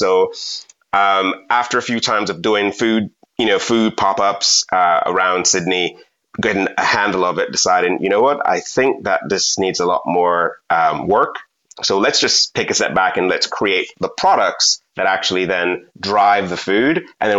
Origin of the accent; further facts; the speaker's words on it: Jamaica; And being that I'm from Jamaica, got really excited and there was a massive queue.